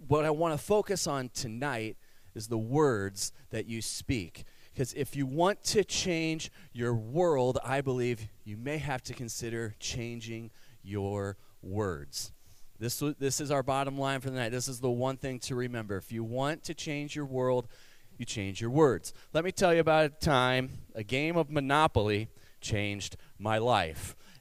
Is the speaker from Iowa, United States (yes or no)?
yes; Cedar Falls, Iowa, United States; also born or lived in Kansas / Denver, Colorado; now in Waverly, United States; I grew up in Cedar Falls